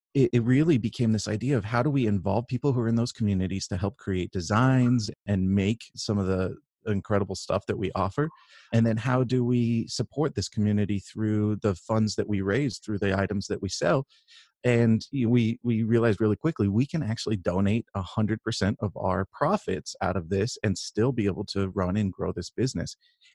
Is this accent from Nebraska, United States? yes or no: no; California, United States; And I grew up in Northern California with, you know, kind of a liberal outlook from my parents